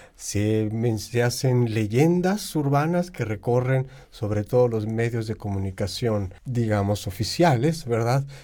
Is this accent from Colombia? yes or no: no; Chile; Soy de Chile